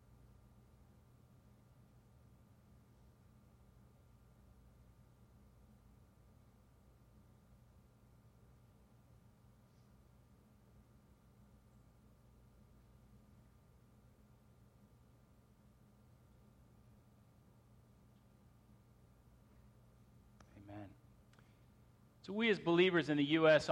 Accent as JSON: {"language": "English", "country": "United States", "said": "We as American Christians"}